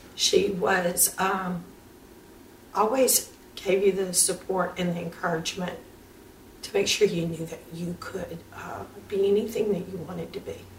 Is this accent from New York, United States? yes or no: no; Louisiana, United States; now in Chattanooga, United States; I'm originally from here